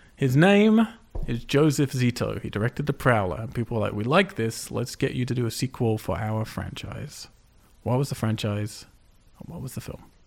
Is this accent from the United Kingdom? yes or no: yes; United Kingdom; I'm British